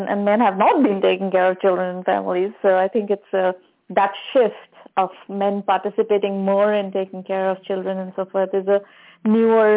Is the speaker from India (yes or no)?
yes; India; now in United States; I'm Indian originally, even though I've been in the U.S. now for a very long time